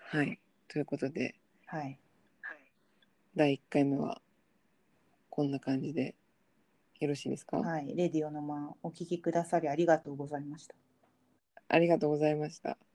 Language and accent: Japanese; Tokyo, Japan; 私は出身が都内なの